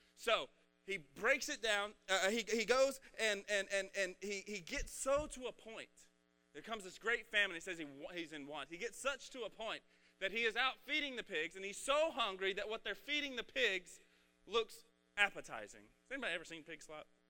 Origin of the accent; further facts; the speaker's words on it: Red Oak, United States; I'm from Red Oak and I have a Red Oak education